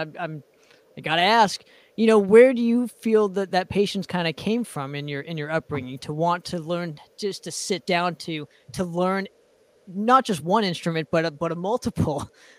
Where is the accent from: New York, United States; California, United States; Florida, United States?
California, United States; Southern; I'm from Southern California.